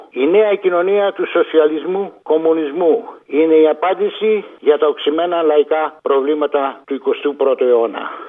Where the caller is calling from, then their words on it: Egaleo, Attica, Greece; Γεια σου, Αποστόλη … από το Εγάλεο.